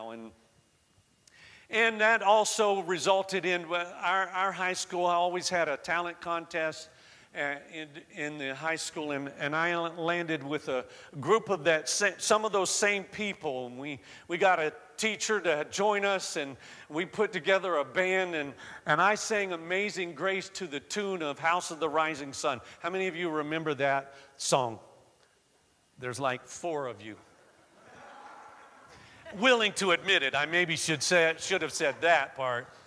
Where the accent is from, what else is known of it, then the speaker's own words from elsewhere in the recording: the South, United States; I was raised in the South and, you know, I, I spoke like Southerners spoke, speak, and uh, I've lost most of that accent now.